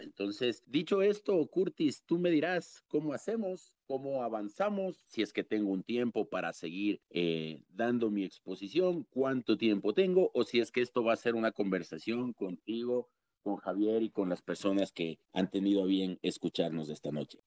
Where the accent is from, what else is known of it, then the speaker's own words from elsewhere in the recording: Quito, Pichincha, Ecuador; haber crecido en el sur, en el barrio La Magdalena, y ahora desarrollarme en el norte, en Ponciano, donde, donde yo vivo.